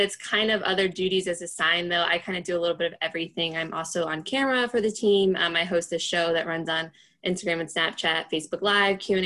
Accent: North Carolina, United States; moved away as an adult; now in Baltimore, United States; I grew up in North Carolina

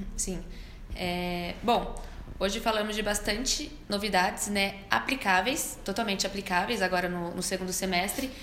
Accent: Brazil; accent: interior (caipira); Interior. E é interior.

